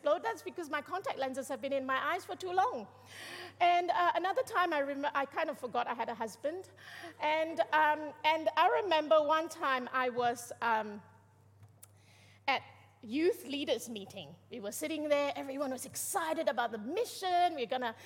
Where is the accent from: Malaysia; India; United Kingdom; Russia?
Malaysia; I'm Malaysian.